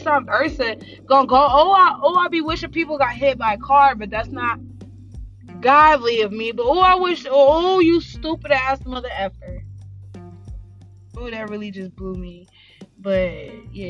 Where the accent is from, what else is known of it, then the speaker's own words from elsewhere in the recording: Los Angeles, California, United States; I'm from South Central